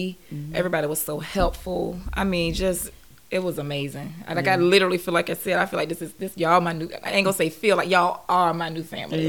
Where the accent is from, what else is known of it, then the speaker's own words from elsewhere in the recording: North Carolina, United States; I am from North Carolina.